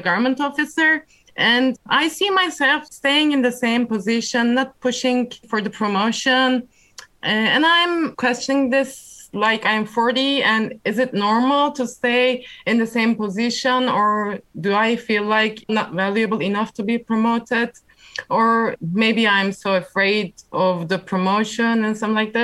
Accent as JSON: {"language": "English", "country": "Turkey", "said": "I'm from Turkey"}